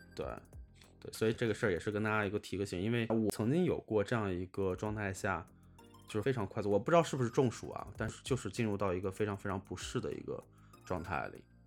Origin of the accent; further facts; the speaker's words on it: Taiyuan, Shanxi, China; now in Beijing, China; 我老家是山西太原